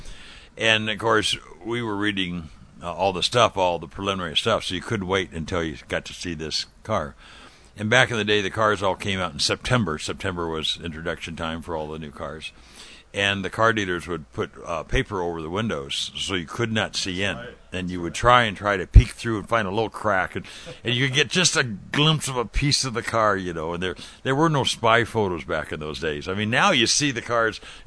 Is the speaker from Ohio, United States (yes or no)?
no; Southern California, United States; I grew up in Southern California